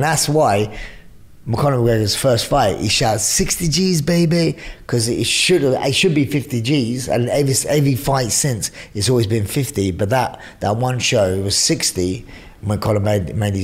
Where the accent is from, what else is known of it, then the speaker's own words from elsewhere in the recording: London, United Kingdom; I'm from East End of London